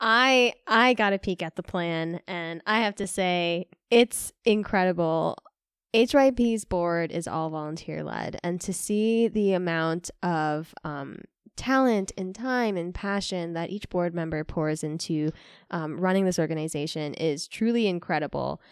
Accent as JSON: {"language": "English", "town": "New York City", "region": "New York", "country": "United States", "tie": "born or raised there", "moved": "yes", "lives_now": "West Michigan, United States", "said": "growing up in New York City"}